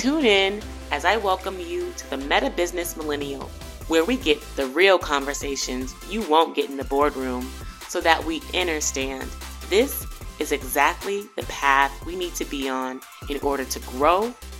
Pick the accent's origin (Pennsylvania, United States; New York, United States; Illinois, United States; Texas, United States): Texas, United States; I grew up in Texas.